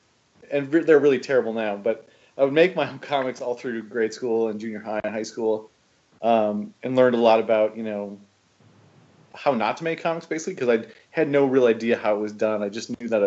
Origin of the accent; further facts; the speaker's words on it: Wausau, Wisconsin, United States; moved away as an adult; also born or lived in Eau Claire, Wisconsin / Minneapolis, Minnesota; now in Chicago, United States; I was born in Wausau, at the old Wausau Hospital, and then I grew up in Ringgold